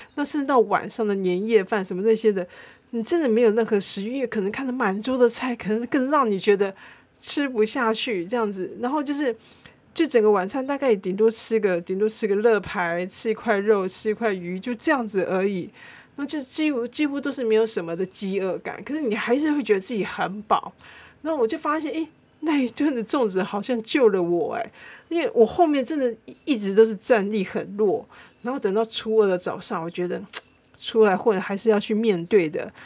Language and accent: Chinese; Tainan, Taiwan; 我相信身为台南人